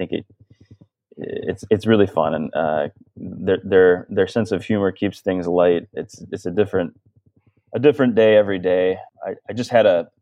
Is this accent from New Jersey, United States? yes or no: no; Ann Arbor, Michigan, United States; moved away as an adult; also born or lived in Ohio / Barrington, Illinois / Abu Dhabi; now in Traverse City, United States; my brother and I were born and raised in Ann Arbor, Michigan.